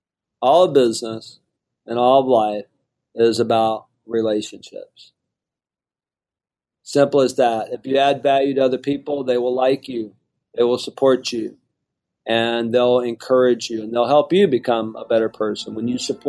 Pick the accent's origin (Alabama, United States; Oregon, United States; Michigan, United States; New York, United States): Alabama, United States; Mobile; moved away as an adult; also born or lived in Houston, Texas; I grew up on welfare in Mobile, Alabama.